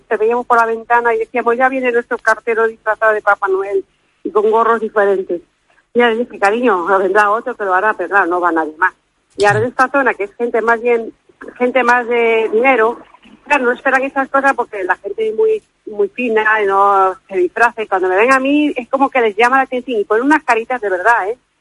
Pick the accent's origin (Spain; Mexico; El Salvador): Spain; Madrid, Community of Madrid; now in Oviedo, Spain; yo soy de Madrid